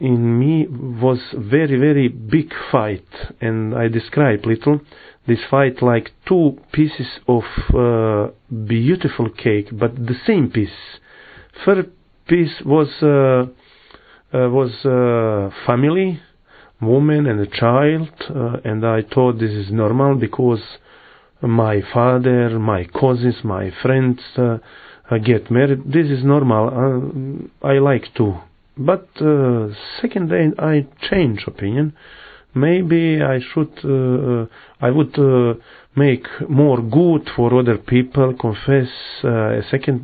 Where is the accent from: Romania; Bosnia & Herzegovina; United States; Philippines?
Bosnia & Herzegovina; Mostar, Federation of Bosnia and Herzegovina; English is a second language; now in Medjugorje, Bosnia and Herzegovina; I was born in Mostar. Mostar is a city in Bosnia and Herzegovina